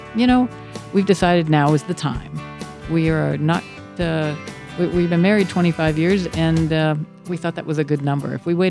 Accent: Maine, United States; we been married 25 years. I was born and raised in Maine, the great state of Maine.

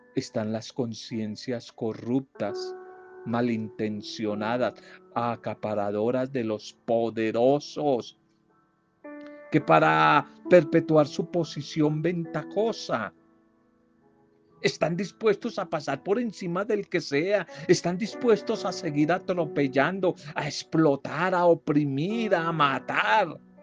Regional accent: Colombia; Aquí yo hablo en mi país

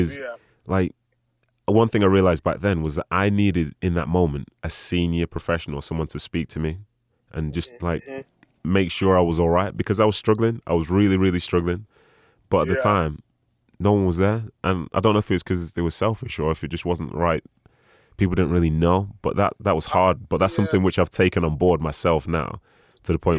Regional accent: Manchester, North West England, United Kingdom; City being my hometown team

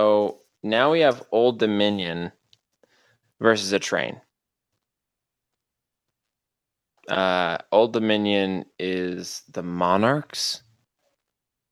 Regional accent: Iowa, United States; I'm from Iowa

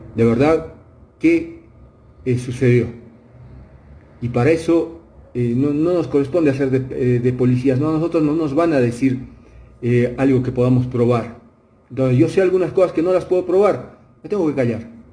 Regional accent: Bolivia; hablo como fútbol boliviano

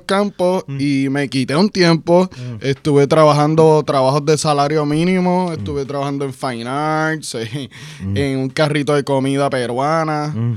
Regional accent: Puerto Rico

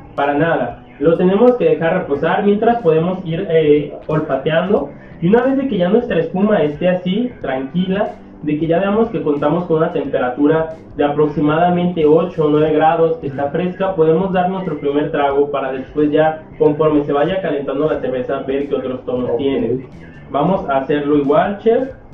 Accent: Mexico; como mexicano

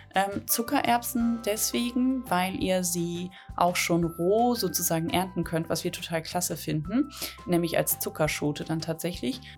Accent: the North, Northern Germany, Germany; Schnippelbohnen, sagt man bei uns im Norden

